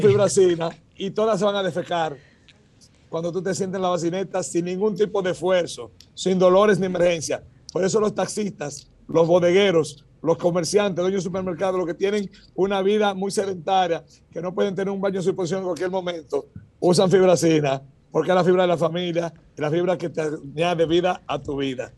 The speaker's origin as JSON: {"language": "Spanish", "country": "Dominican Republic", "moved": "yes", "lives_now": "United States", "said": "somos dominicanos como quiera, puro orgullo"}